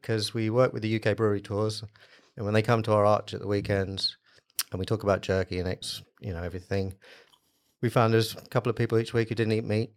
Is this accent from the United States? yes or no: yes; United States; moved away; I grew up in the States